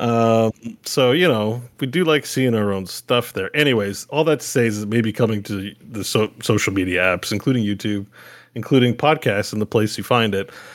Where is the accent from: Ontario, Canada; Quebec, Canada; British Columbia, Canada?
Quebec, Canada; I grew up in Quebec